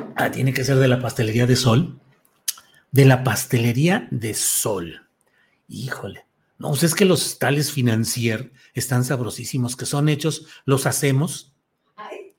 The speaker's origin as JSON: {"language": "Spanish", "town": "Torreón", "region": "Coahuila", "country": "Mexico", "tie": "born or raised there", "moved": "yes", "lives_now": "Guadalajara, Mexico", "said": "En Torreón, mi tierra natal, 31"}